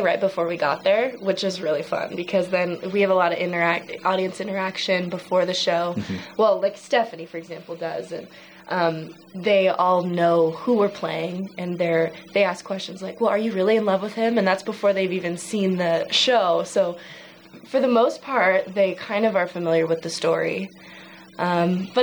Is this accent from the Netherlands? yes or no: no; California, United States; I'm from California in a real small town where there's not a ton of theater, but I grew up doing this little community theater outside of the town